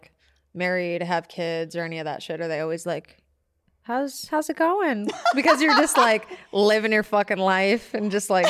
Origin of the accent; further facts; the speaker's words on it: Michigan, United States; moved away; That's how I feel about Michigan, because that's where I'm from.